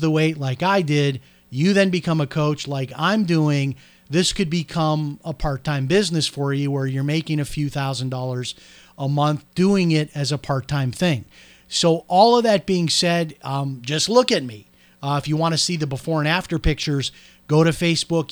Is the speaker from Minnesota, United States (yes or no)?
no; Chicago, Illinois, United States; I'm from Chicago.